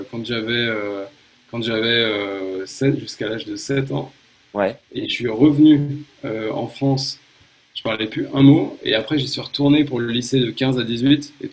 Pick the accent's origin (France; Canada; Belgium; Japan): Japan; moved away; J'ai été marqué, je pense, par deux trucs. Euh, mon enfance au Japon